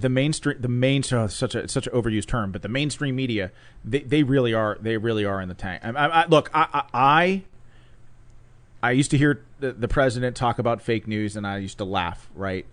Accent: Pittsburgh, Pennsylvania, United States; came back to Pittsburgh, which is where I was born and raised

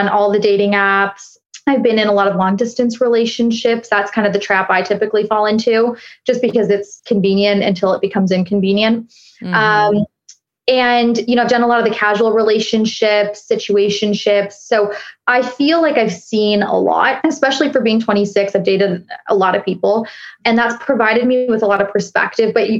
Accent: Toronto, Ontario, Canada; accent: Canadian; now in Miami, United States; I'm based in Miami, but I'm from Toronto

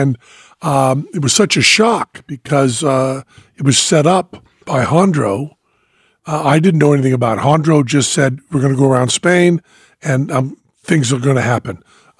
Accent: United States; me, the American

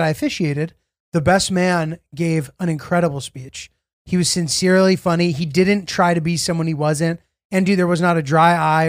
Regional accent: Middletown, Connecticut, United States; Julio, I feel a bit of a serendipitous connection with you because I grew up in Middletown, Connecticut.

